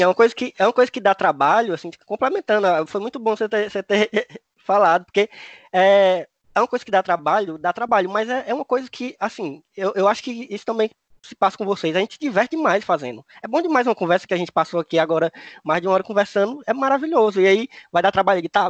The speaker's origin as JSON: {"language": "Portuguese", "area": "Cariri", "region": "Ceará", "country": "Brazil", "accent": "Cariri", "said": "o sotaque deles parece mesmo com o meu, né? Lá do Cariri"}